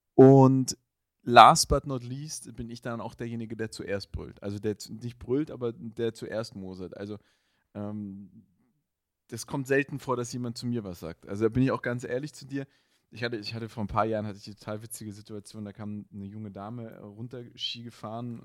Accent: Black Forest, Baden-Württemberg, Germany; ich komme ja aus dem Schwarzwald

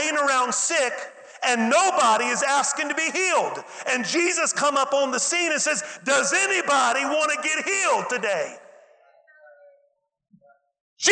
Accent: West Virginia, United States; I'm from West Virginia, and everybody in West Virginia knows everything

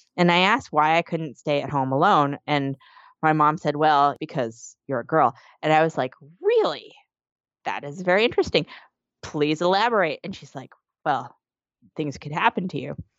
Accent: Canada; now in New York City, United States; I'm originally from Canada

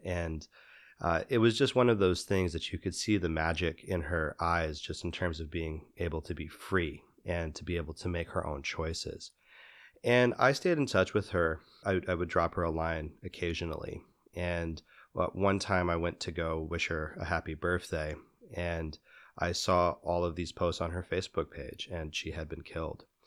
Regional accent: Midwest, United States; moved away; I grew up in the Midwest

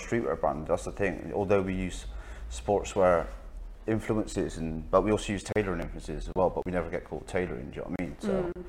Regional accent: Bristol, South West England, United Kingdom; I grew up in Bristol, working class background, you know, very sort of, moving from sort of houses into council houses

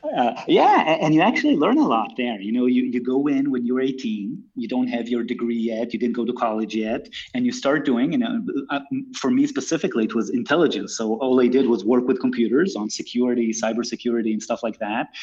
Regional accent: Israel; also born or lived in United States; I'm born and raised in Israel, although I lived in the US for a couple of years.

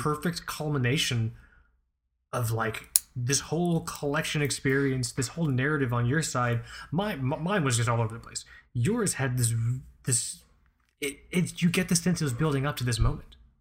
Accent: Fort Lauderdale, Florida, United States; my parents are from Pakistan. I'm first generation here. And growing up in Fort Lauderdale

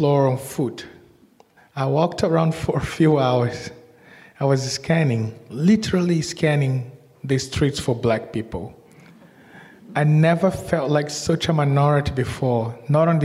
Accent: Salvador, Bahia, Brazil; moved away as an adult; now in Australia; So I was born in Brazil and in Salvador, and I was moving to Australia in the early 2000s

